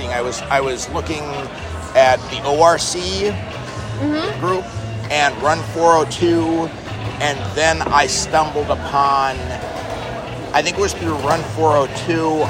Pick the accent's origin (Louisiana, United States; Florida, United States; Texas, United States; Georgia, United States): Louisiana, United States; Shreveport; now in Omaha, United States; I came from Shreveport, Louisiana, and in Shreveport, it's they're very heavy 5K, 5K, 5K.